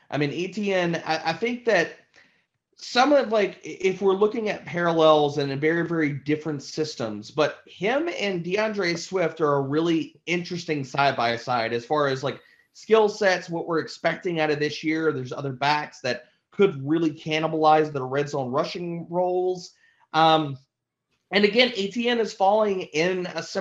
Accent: Louisiana, United States; as, as, Louisiana native

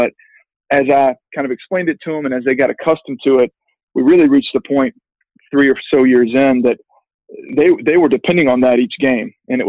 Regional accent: Birmingham, Alabama, United States; also born or lived in Massachusetts; I'm from Birmingham, Alabama, but as you alluded to, I went to Harvard for my undergrad.

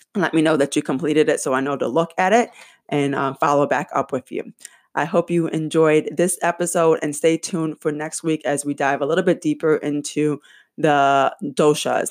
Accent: Michigan, United States; my home state, Michigan

